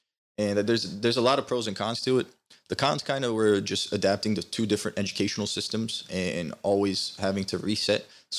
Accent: United States; born there; I was born here in 98. I went to Turkey in 2006 for the first time

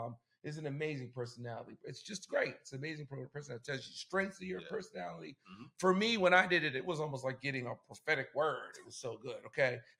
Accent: United States; I'm an American

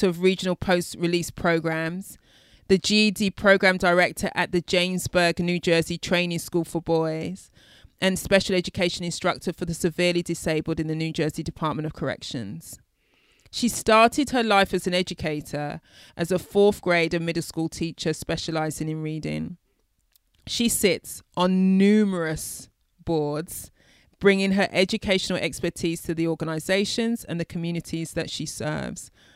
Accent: United Kingdom; I'm a Brit.

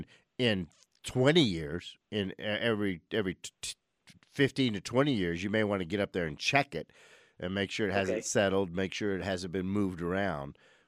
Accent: New Orleans, Louisiana, United States; growing up in New Orleans before air conditioning, we had what were called whole house fans

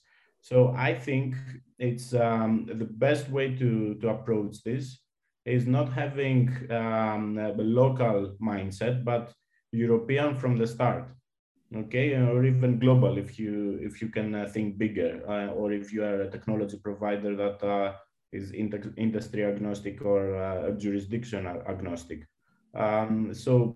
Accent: Greece; also born or lived in Malta; my home country in Greece

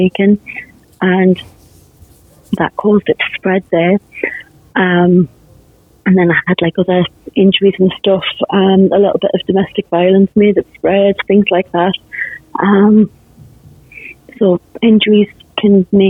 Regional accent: England, United Kingdom; I'm from England

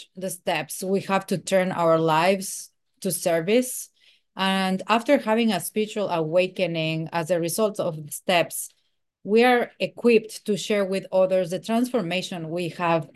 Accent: Mexico City, Mexico; I am from Mexico City

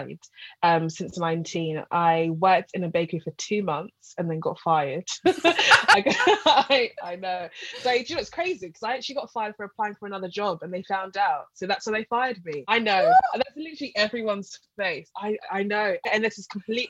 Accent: London, United Kingdom; I'm from North London

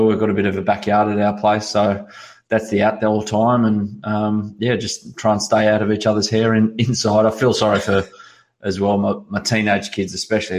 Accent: Sydney, New South Wales, Australia; Growing up in Sydney, I always supported Newcastle United because of my father

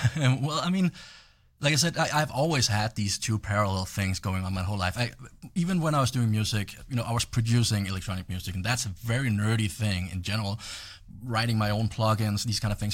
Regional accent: Denmark; moved away; I'm from Europe

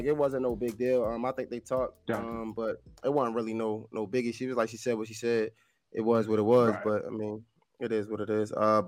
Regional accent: Baltimore, Maryland, United States; now in Atlanta, United States; I'm from Baltimore. I live in Atlanta right now

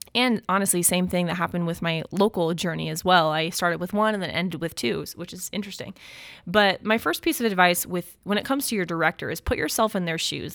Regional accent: United States; being an American

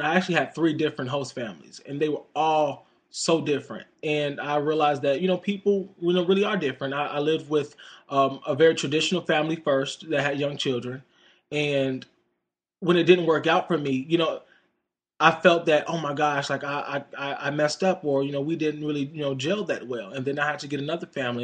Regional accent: United States; just being an American

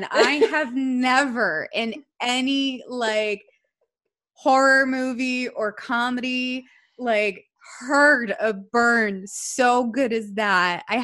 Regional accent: California, United States; it's because I was born and raised in California and kind

